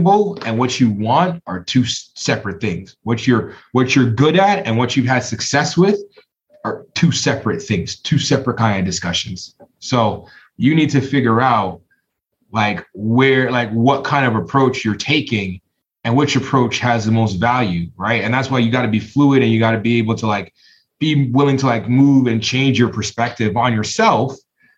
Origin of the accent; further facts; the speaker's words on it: Toronto, Ontario, Canada; I'm from Toronto